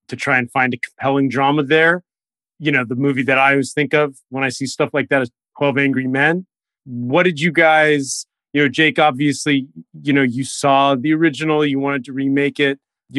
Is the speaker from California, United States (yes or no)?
yes; Los Angeles, California, United States; I know you're a West LA guy because I am. So I'm also from this